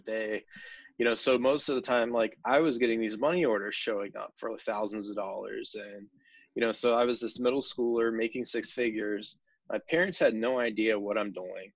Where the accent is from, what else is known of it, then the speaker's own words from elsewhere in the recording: West Virginia, United States; growing up in West Virginia